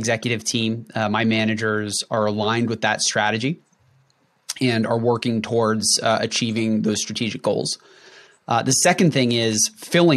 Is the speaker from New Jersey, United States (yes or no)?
yes; North Central New Jersey, United States; I grew up in North Central New Jersey